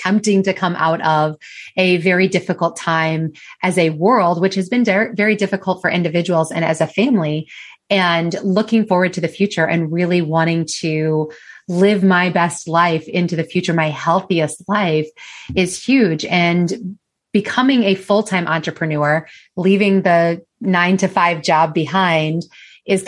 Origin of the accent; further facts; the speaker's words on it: United States; I am from the United States. I don't know if you can tell by my accent